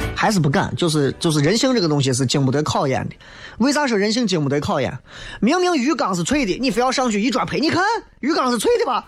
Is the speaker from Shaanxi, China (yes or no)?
yes; Xi'an, Shaanxi, China; 作为一个西安人